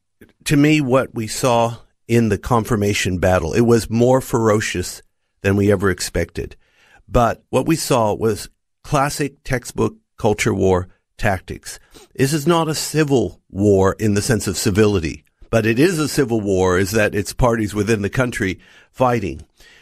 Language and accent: English; United States; moved away as an adult; now in Australia; Well, Noel, I grew up in the United States and came to Australia as a young married man and father. And so I grew up as a minority too.